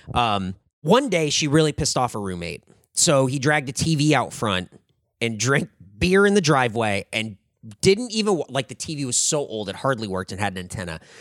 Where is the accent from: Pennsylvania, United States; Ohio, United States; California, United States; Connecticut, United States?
California, United States; San Diego; moved away as an adult; also born or lived in Anaheim; I was born and raised in San Diego